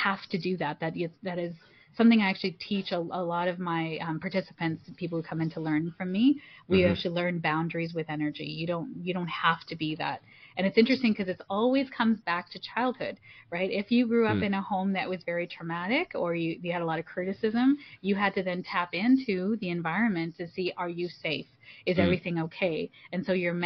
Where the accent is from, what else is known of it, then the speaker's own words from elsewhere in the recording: Toronto, Ontario, Canada; I'm first generation Canadian. And my parents are, my mom's from Malaysia and my dad's from India. And so coming here and being first generation Canadian, I was born in Toronto